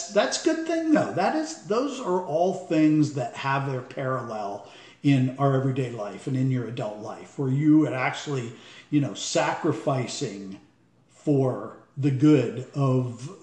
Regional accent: Corry, Pennsylvania, United States; moved away; I grew up in Cory, Pennsylvania, District 10 up there, about 30 miles southeast of Erie

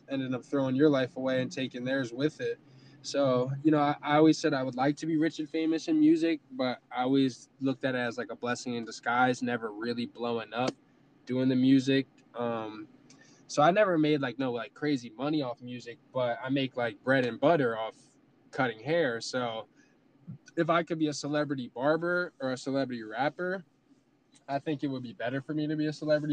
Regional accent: Easton, Pennsylvania, United States; moved away as an adult; also born or lived in New Jersey; now in Los Angeles, United States; I grew up in Easton. Easton is outside of New Jersey, right on the border of Jersey and PA

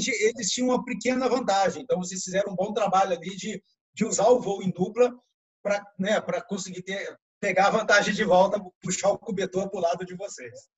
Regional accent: Bauru, São Paulo, Brazil; nós dois somos de Bauru

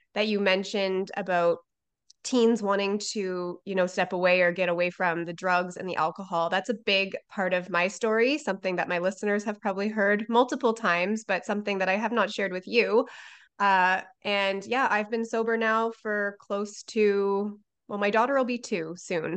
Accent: Canada; I'm from Canada

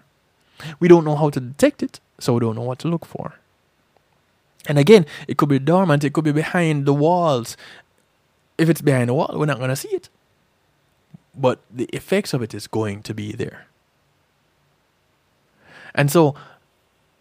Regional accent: Jamaica; now in United States; I grew up in Jamaica

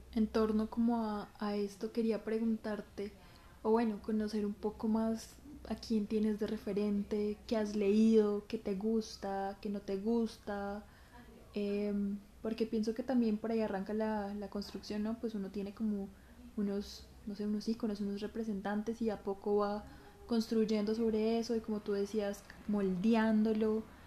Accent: Colombia; somos colombianas, porque hablamos español

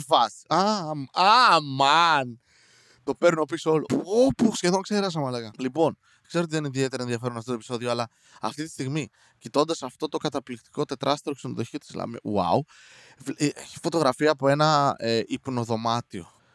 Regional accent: Serres, Central Macedonia, Greece; είμαι από Σέρε

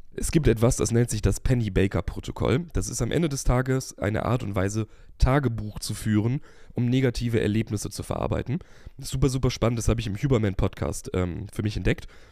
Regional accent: Germany; wir sind als Deutsche

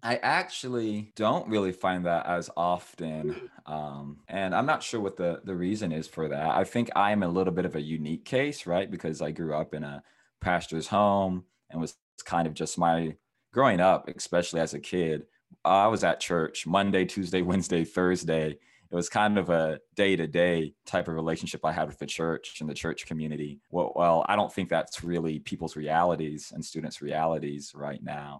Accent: Cedar Rapids, Iowa, United States; also born or lived in North Carolina; I am from um, Cedar Rapids, Iowa. I was born in North Carolina, and my family had moved out to Iowa, which is in the Midwest in the USA. And so I grew up around cornfields and different things in Iowa.

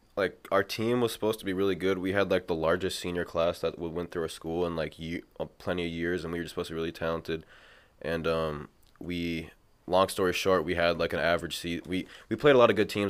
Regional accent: Mankato, Minnesota, United States; moved away as an adult; also born or lived in River Falls, Wisconsin; now in Minneapolis, United States; I'm from Mankato. I went to Mankato East High School.

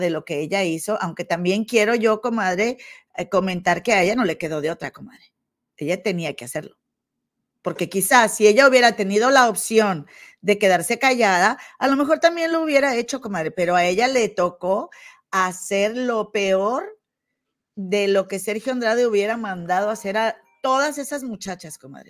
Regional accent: Monterrey, Nuevo León, Mexico; allá de mi tierra, de Monterrey

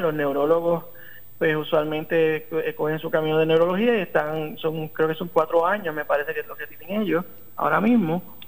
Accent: Arecibo, Puerto Rico; also born or lived in Caguas; yo me crié en Arecibo. Ok. Eh, mi, nací en Caguas, pero mi papá, mis papás se movieron por, toda la isla y eventualmente pues, me crié la mayor parte del tiempo en Arecibo.

